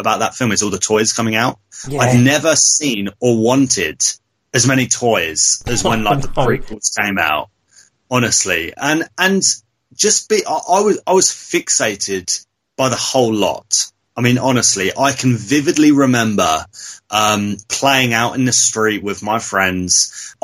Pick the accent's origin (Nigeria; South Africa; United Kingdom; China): United Kingdom; Devon, South West England; now in Essex, United Kingdom; originally I was born and I grew up in Devon, and I'd always come up to Essex. I live in Essex now